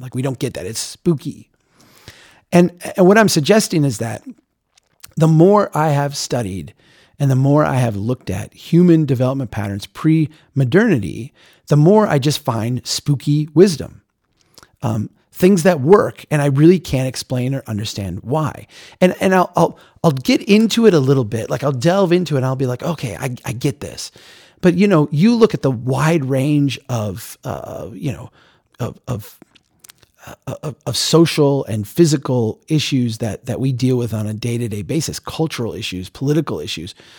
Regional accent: United States; being an American who had never been out of the country

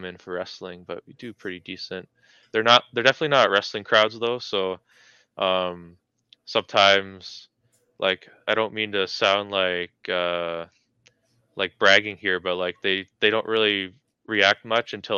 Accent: Carnduff, Saskatchewan, Canada; moved away as an adult; also born or lived in Calgary; now in Regina, Canada; my hometown

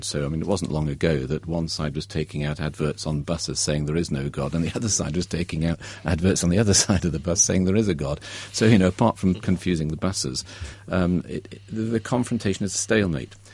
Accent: Derby, East Midlands, United Kingdom; I grew up in Derby, a grey industrial Midlands town

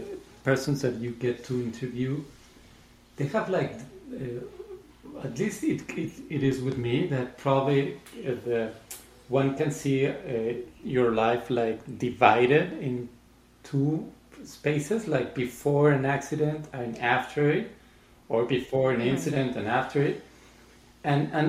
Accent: Mexico City, Mexico; I grew up in Mexico. I was born in Mexico City

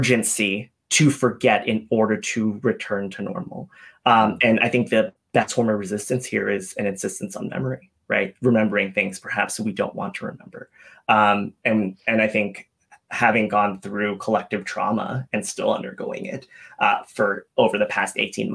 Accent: Atlanta, Georgia, United States; I grew up in Atlanta

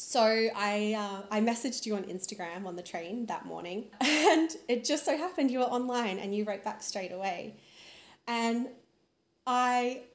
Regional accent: Brisbane, Queensland, Australia; moved away as an adult; now in Queensland, Australia; I'm originally from Brisbane. Now live on a lovely rural property about 3 hours northwest of Brisbane

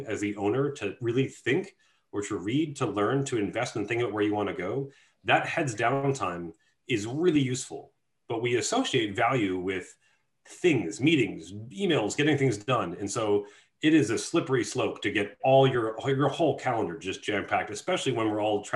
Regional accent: Chicago, Illinois, United States; I come from Chicago where like portion control is not a thing

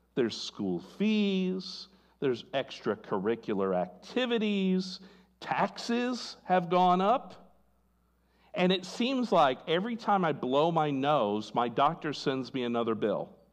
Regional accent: California, United States; I was born in California

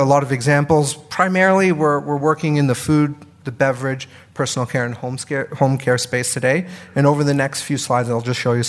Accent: Canada; moved away as an adult; now in United States; I'm Canadian, but I've lived in the US for 5 years now

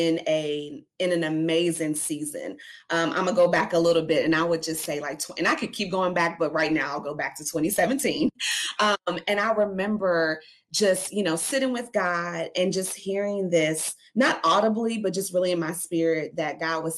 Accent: Louisville, Kentucky, United States; We're here in Louisville, and I was born and raised in Louisville, Kentucky

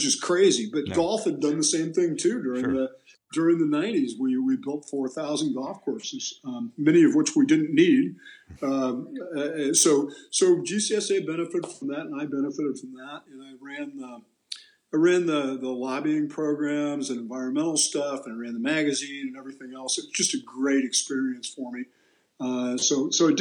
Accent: Lawrence, Kansas, United States; I grew up there in Lawrence, and I went to school and I majored in journalism

